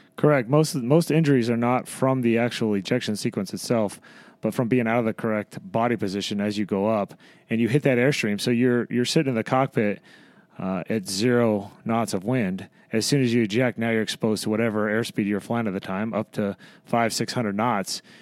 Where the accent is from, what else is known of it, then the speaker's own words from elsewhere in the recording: Madras, Oregon, United States; moved away as an adult; grew up in uh, a little town in Oregon called Madras